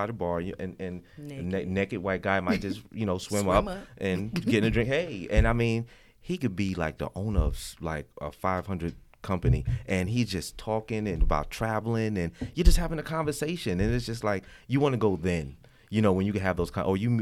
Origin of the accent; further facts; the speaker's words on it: New York City, New York, United States; I'm from New York. I'm from Brooklyn